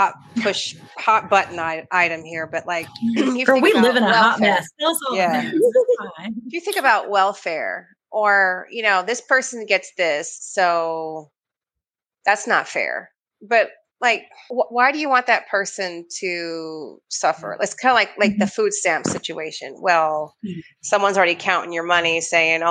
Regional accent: Midwest, United States; accent: Midwestern; my Midwestern accent

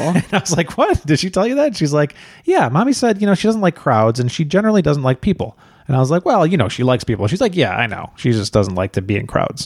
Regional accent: Chicago, Illinois, United States; moved away; we're originally from Chicago

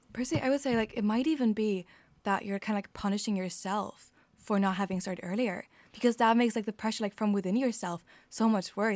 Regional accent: Germany; English is a second language; moved away as an adult; now in Ireland; I'm from Germany

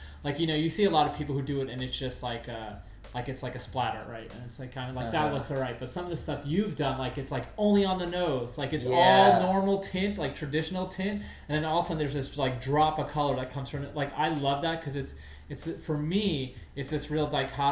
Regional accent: New York, United States; moved away; I'm from New York. I'm a hardcore Knicks fan.

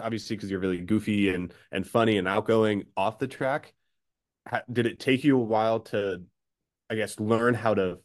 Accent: Nebraska, United States; I grew up in Nebraska

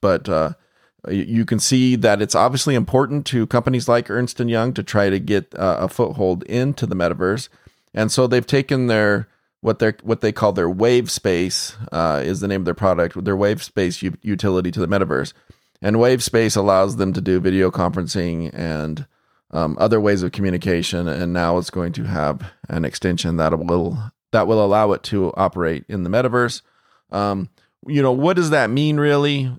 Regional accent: United States; as an American

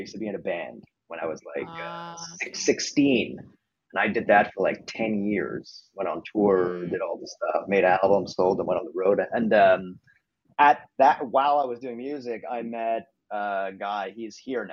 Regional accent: Montreal, Quebec, Canada; moved away; where I'm from Montreal, Canada.

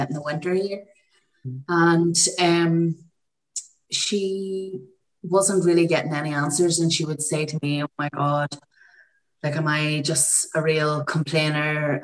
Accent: County Tyrone, Northern Ireland, United Kingdom; now in Armagh, United Kingdom; I live in Armagh in Ireland. I'm originally from County Tyrone, neighbouring counties.

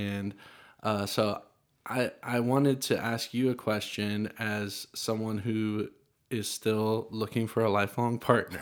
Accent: Nashville, Tennessee, United States; growing up in Nashville

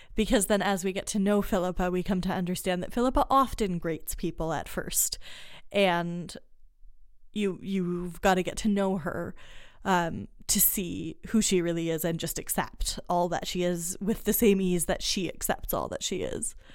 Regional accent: United States; I am American

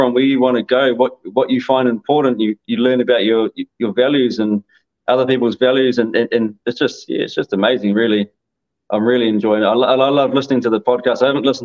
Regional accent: New Zealand; I'm from New Zealand

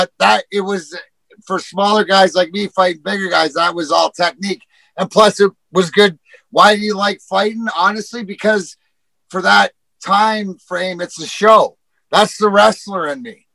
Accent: Leamington, Ontario, Canada; I grew up in Leamington, the house I grew up in, door to door to Joe Louis Arena

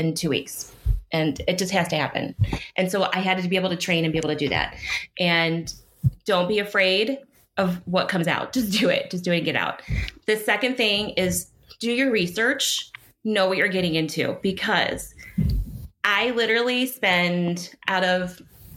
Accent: Cleveland, Ohio, United States; I'm from Cleveland

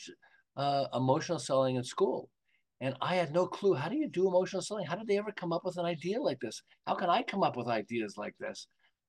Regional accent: Montreal, Quebec, Canada; now in Southern California, United States; I'm originally from Montreal. I live in Southern California now

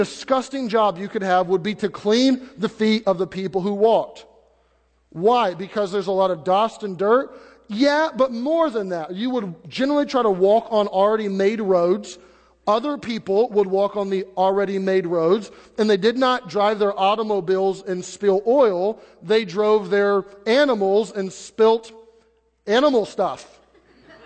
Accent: United States; where we've been born and we're American citizens

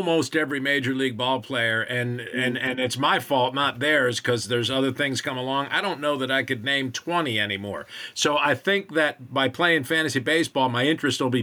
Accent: New York, United States; now in Kentucky, United States; I grew up in New York, so I mean, I actually grew up a Met fan

